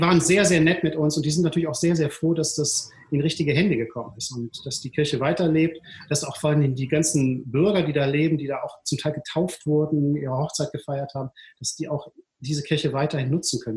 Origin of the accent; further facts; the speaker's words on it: Duisburg, North Rhine-Westphalia, Germany; moved away as an adult; now in Düsseldorf, Germany; ich bin geboren in Duisburg-Rheinhausen, das ist mhm. wirklich mitten im Ruhrpott und bin da auch zur Schule gegangen, habe da mein Abitur gemacht 1985